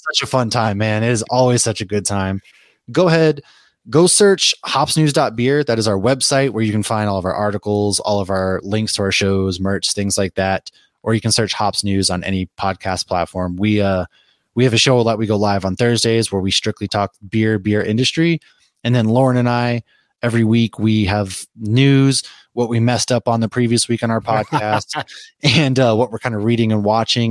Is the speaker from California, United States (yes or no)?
no; Boston, Massachusetts, United States; moved away; I was raised in Boston